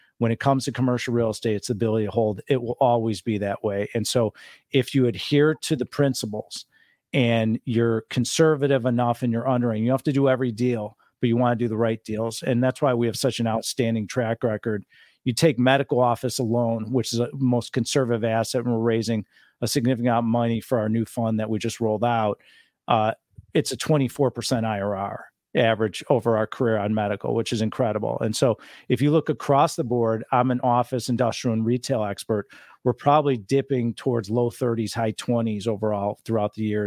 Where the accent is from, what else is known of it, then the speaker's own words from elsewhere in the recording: Chicago, Illinois, United States; now in Laguna Beach, United States; I am born and raised in Chicago